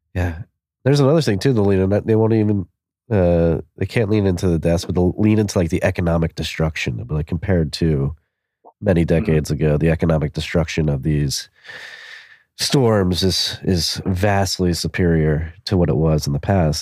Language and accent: English; Philadelphia, Pennsylvania, United States; I'm from Philadelphia, we had four seasons every year.